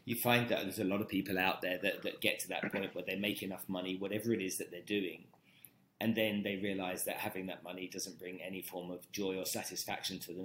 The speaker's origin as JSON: {"language": "English", "country": "Nigeria", "tie": "born or raised there", "also_born_or_lived": "London", "moved": "yes", "said": "I grew up in Nigeria"}